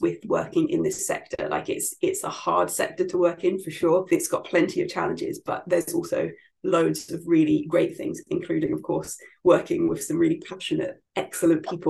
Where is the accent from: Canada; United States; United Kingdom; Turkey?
United Kingdom; London; moved away as an adult; also born or lived in Scotland; I'm from London and my mum was still there